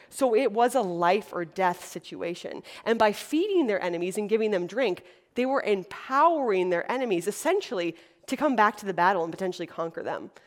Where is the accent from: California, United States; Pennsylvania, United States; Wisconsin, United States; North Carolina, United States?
Wisconsin, United States; moved away as an adult; now in Los Angeles, United States; I'm from Wisconsin, which is a little state in the Midwest. And so I grew up in a community of 14 girls